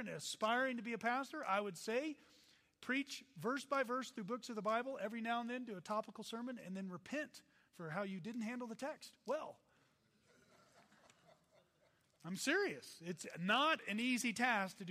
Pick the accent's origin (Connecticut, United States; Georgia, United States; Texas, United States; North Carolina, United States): Texas, United States; I'm from Texas